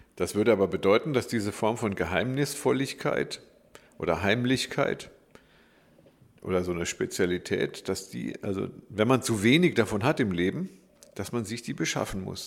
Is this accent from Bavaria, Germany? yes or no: no; Black Forest, Baden-Württemberg, Germany; Ich bin im Schwarzwald groß geworden